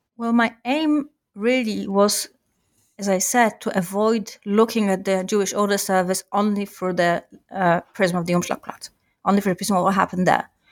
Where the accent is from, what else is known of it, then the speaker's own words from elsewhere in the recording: Warsaw, Masovian Voivodeship, Poland; I grew up in Warsaw